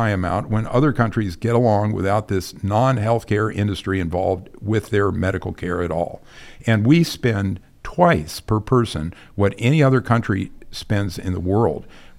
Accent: Kent, Ohio, United States; I'm a Midwesterner, and okay. I grew up in Kent, Ohio, you know, Kent State.

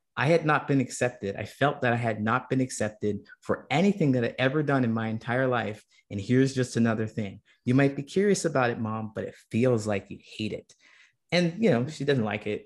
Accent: Ohio, United States; when I was a kid and growing up in Ohio

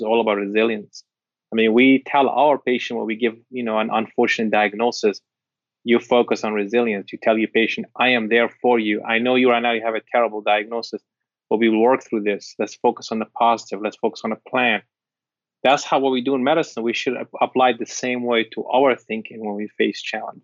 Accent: Syria; English is a second language; now in United States

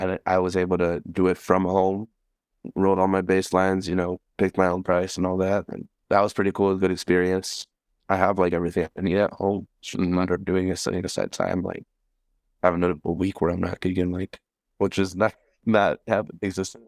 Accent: Milwaukee, Wisconsin, United States; I grew up in Bayview. I moved there when I was, like, eleven

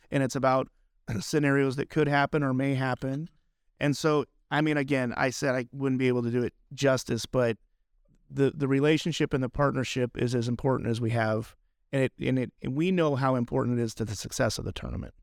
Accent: Albuquerque, New Mexico, United States; I'm from New Mexico, so I grew up in Albuquerque

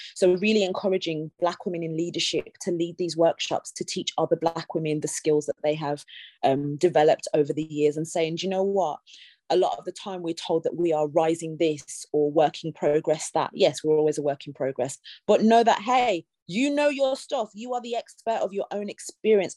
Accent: Birmingham, West Midlands, United Kingdom; now in London, United Kingdom; I'm from Birmingham, you know, I have lived here a long time, but I'm from Birmingham through and through

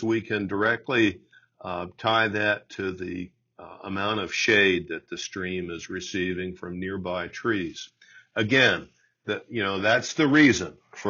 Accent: Carlisle, Pennsylvania, United States; my hometown of Carlisle

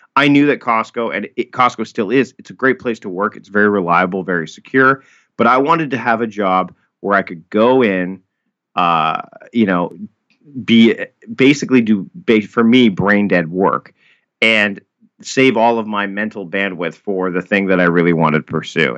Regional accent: Hamilton, Ontario, Canada; moved away as an adult; now in Victoria, Canada; I was born and raised in Hamilton, Ontario

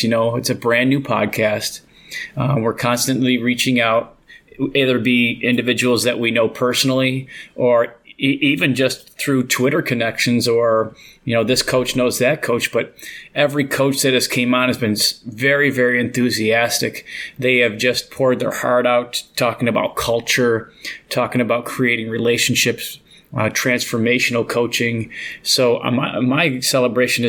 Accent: Buffalo, New York, United States; we're from Buffalo.

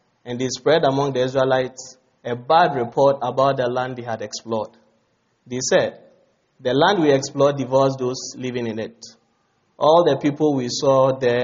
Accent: Ghana

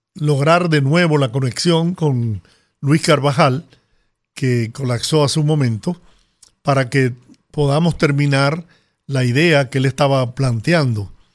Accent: Dominican Republic; nuestro país

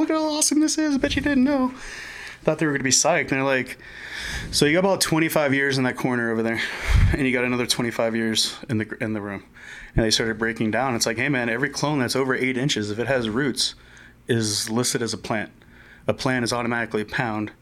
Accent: Miami, Florida, United States; moved away as an adult; now in Denver, United States; I am born and raised in Miami. Came out here in uh, November 2017.

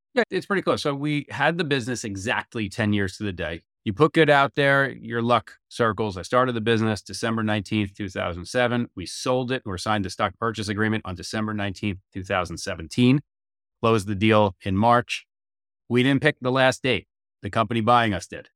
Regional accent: United States; as an American

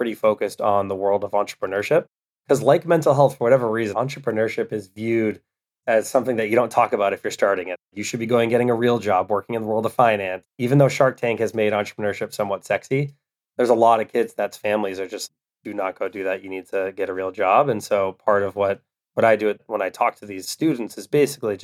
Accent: Westwood, Massachusetts, United States; Manny's from Wellesley, I'm from Westwood. So we grew up 15 minutes apart

